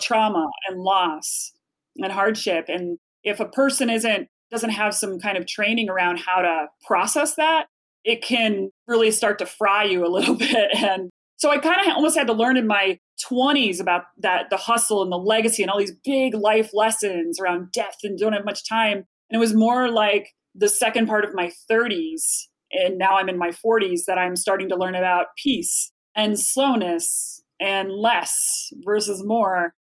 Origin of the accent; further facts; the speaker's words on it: Chicago, Illinois, United States; moved away as an adult; also born or lived in New York City; I'm from Chicago originally, went to college at Eastern Illinois University